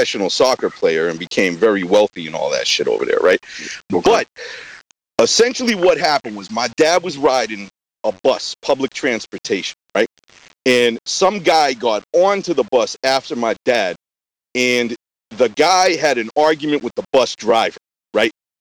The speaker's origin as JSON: {"language": "English", "area": "suburb of Boston", "region": "Massachusetts", "country": "United States", "tie": "born or raised there", "also_born_or_lived": "New York", "said": "I was born in a suburb about 10 minutes outside of Boston, Massachusetts."}